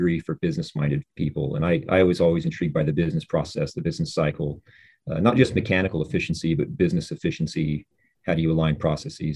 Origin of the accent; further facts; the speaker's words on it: Bakersfield, California, United States; growing up in Bakersfield in the San Joaquin Valley, when I was a youth